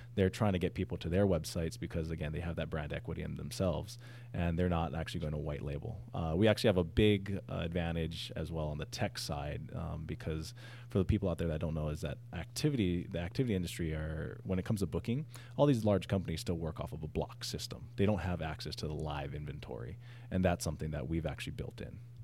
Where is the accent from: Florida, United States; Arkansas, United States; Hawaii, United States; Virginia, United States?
Hawaii, United States; also born or lived in San Diego; I'm from Hawaii, I'm Hawaiian